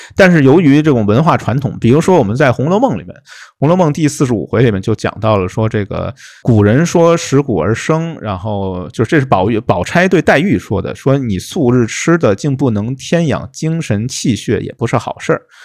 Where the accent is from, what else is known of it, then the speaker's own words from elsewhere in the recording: Guangdong, China; 我们广东这边